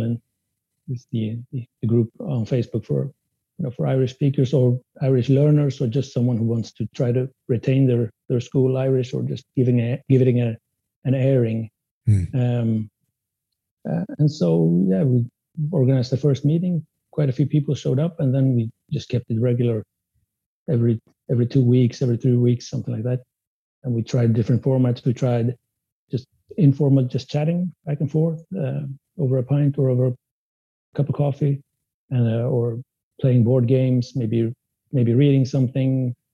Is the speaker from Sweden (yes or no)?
yes; Sweden; first language Spanish; English is a second language; my first language was Spanish, but I came to Sweden when I was just a child